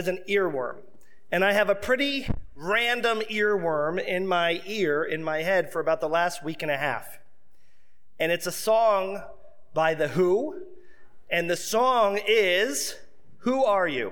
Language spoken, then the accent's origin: English; Seminole, Florida, United States; When I was a young boy, I grew up outside of Tampa in a small city called Seminole, Florida